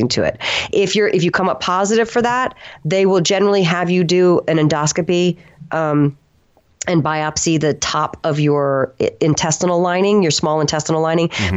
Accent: the South, United States; I'm from the South and I'm also half Italian

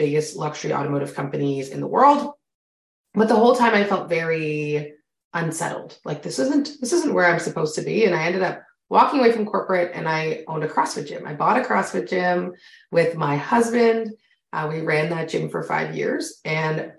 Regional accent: Canada; I'm Canadian. If you can hear it in my voice, you and I have very different accents

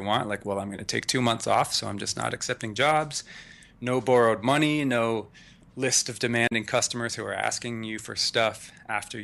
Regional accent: Canada; moved away as an adult; now in United States; I was born in Canada, moved to the U.S. at 24.

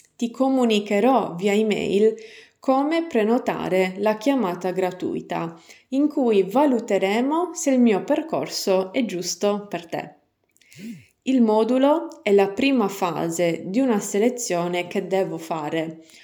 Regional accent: San Gavino Monreale, Sardinia, Italy; nel mio paese di origine, San Gavino, Monreale

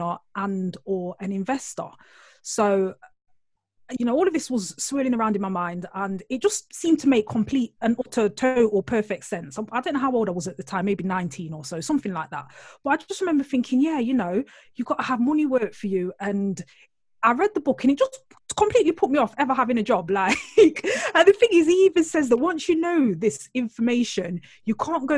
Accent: Nottingham, East Midlands, United Kingdom; accent: Nottingham; I'm originally from Nottingham, which is like Robin Hood. I always like to start the intro like that because people out there will be thinking, oh, what's that accent? It's Nottingham

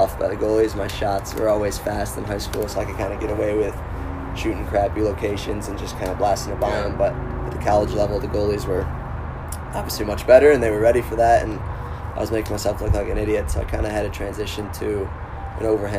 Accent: Greece, New York, United States; also born or lived in Victor, New York; I grew up in Greece, which is a half hour from Victor

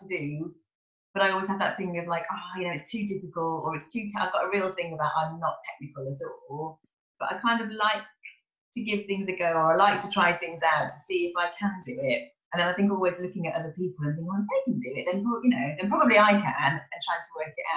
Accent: Kidderminster, West Midlands, United Kingdom; now in Cheltenham, United Kingdom; I'm from a little village called Kidminster, which is not really Birmingham, but like near

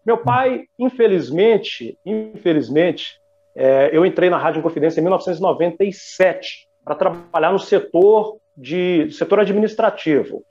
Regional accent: Belo Horizonte, Minas Gerais, Brazil; eu sou de Belo Horizonte

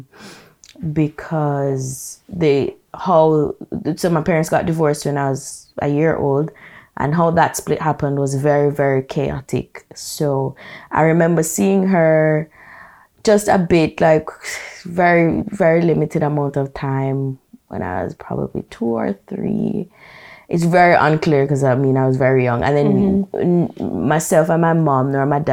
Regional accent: Brown's Town, Saint Ann, Jamaica; moved away as an adult; also born or lived in Kingston, Jamaica; I am from Brownstown, St. Anne, proper rural Jamaica. I lived there for 18 years

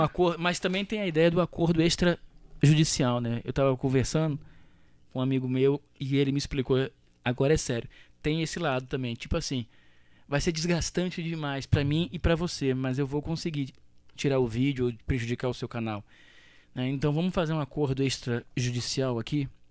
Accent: Rio de Janeiro, Brazil; Eu sou carioca. Eu amo o Rio

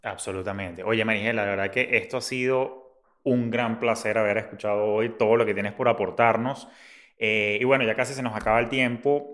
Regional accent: Venezuela

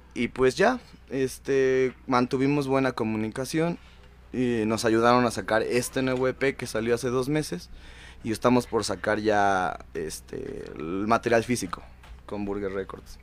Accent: Mexico City, Mexico; Nosotros somos The Freud, de Iztapalapa para el mundo

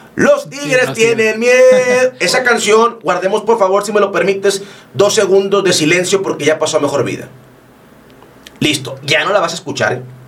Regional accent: Monterrey, Nuevo León, Mexico; also born or lived in Puebla; Yo soy orgullosamente regiomontano

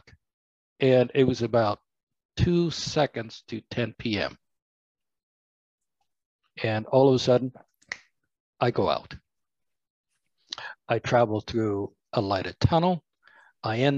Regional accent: Cuba; now in United States; I was born in Cuba

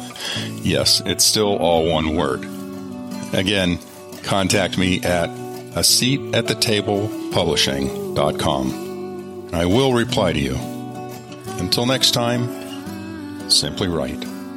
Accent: Colorado, United States; When I was growing up in Colorado, we lived in a relatively rural area

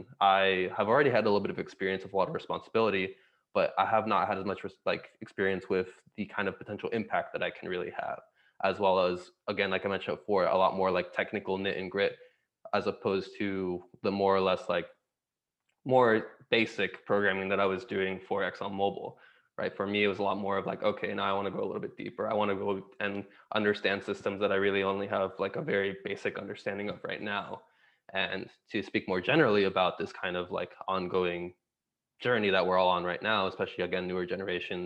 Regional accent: Miami, Florida, United States; also born or lived in Santiago, Chile; I was born in Santiago, Chile. So born in South America, but we left when I was about 2.5 years old to move to Miami, Florida within the States

